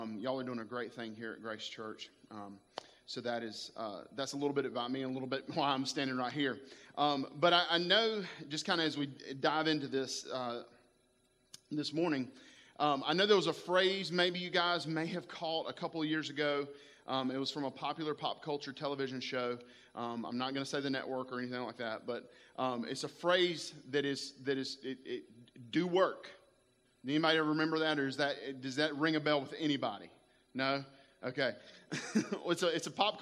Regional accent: Spartanburg, South Carolina, United States; I am from Spartanburg, South Carolina, a little area called Boiling Springs High School is where I graduated high school from

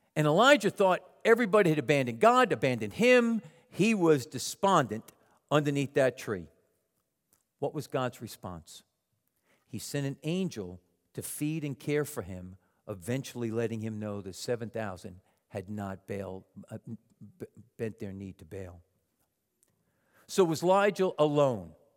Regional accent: Long Island, New York, United States; moved away; my mother, me, and my three younger sisters on Long Island

